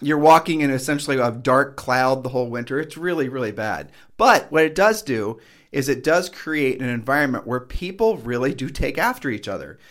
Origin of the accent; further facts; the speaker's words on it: Ohio, United States; moved away as an adult; now in Puerto Rico; where we're from Ohio, in Ohio